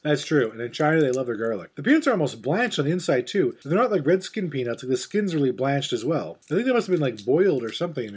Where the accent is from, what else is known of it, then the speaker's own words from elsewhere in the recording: Canada; We're Canadian